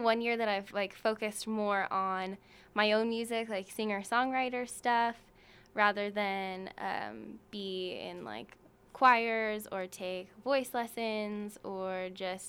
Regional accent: Manhattan Beach, California, United States; moved away as an adult; also born or lived in Laguna Niguel, California / Mapleton, Utah; now in Salt Lake City, United States; I'm from Manhattan Beach, California.

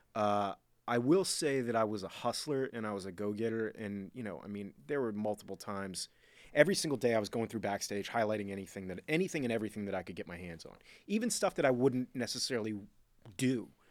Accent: Miami, Florida, United States; I was born and raised in Miami, Florida

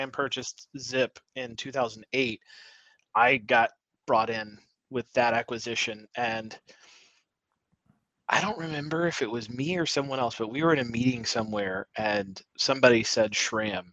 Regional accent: New Albany, Indiana, United States; I grew up in New Albany, Indiana.

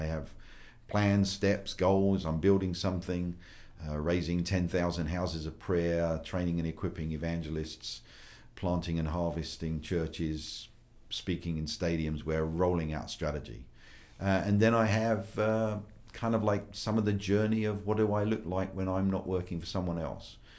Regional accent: United Kingdom; moved away as an adult; also born or lived in United States; I'm a Brit

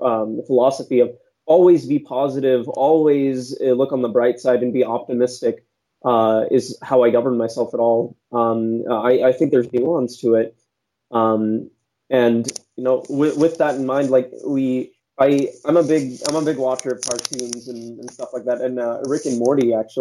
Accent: San Jose, California, United States; So I was born and raised in San Jose, California

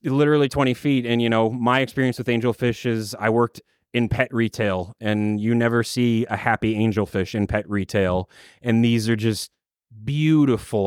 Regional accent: Minnesota, United States; I grew up in Minnesota in a small farm town

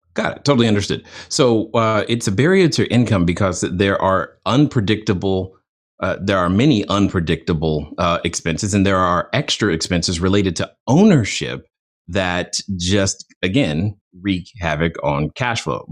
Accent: Germany; moved away; growing up in Germany. I didn't really have exposure to the same comic books uh, that most uh, Americans did

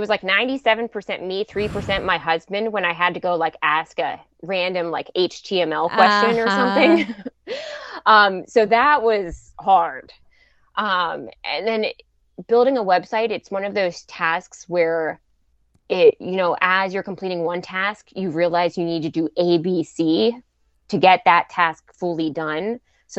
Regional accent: Pittsburgh, Pennsylvania, United States; you know, I'm from Pittsburgh, so I had that May 1st

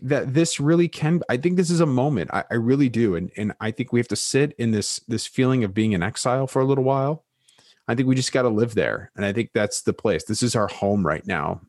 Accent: United States; American Evangelicals

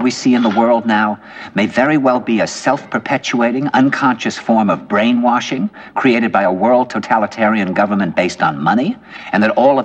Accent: New York, United States; I said, "New York."

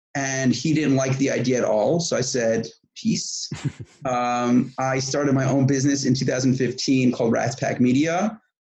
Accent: New York, United States; moved away as an adult; now in Israel; I was born in New York, and at 21 years old, I moved to Israel

